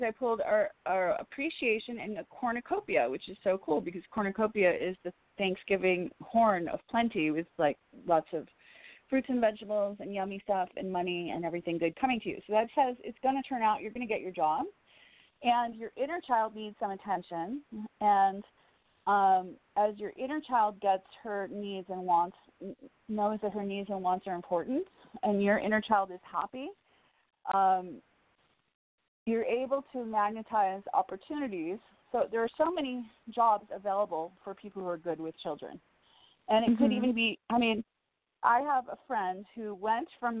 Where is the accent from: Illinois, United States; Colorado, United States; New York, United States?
Illinois, United States; Woodstock; now in Los Angeles, United States; I'm from Woodstock, Illinois, so 30 minutes from Lake Geneva, Wisconsin